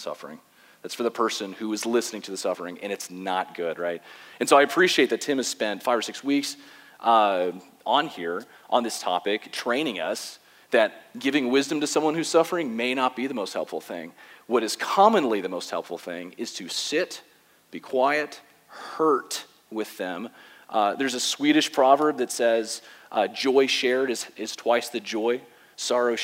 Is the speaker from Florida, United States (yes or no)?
yes; West Palm Beach, Florida, United States; I was born and raised in West Palm Beach, Florida